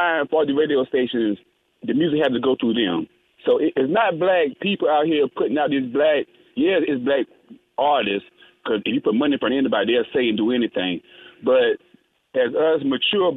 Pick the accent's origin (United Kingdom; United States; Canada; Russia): United States; North Carolina; I'm from North Carolina